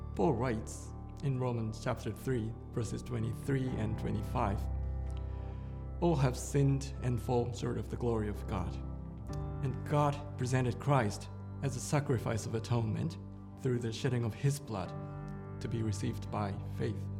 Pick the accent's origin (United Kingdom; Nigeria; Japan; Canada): Japan; I was born and raised in Japan in a secular family